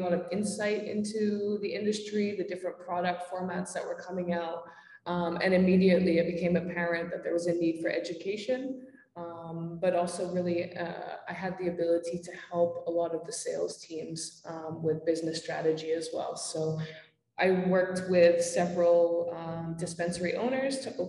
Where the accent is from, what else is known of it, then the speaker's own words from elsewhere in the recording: Amsterdam, North Holland, Netherlands; moved away as an adult; also born or lived in Vancouver, Canada; now in Canada; I'm from Amsterdam originally